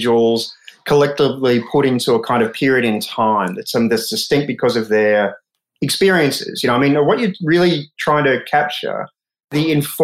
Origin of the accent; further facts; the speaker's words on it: Australia; as an Australian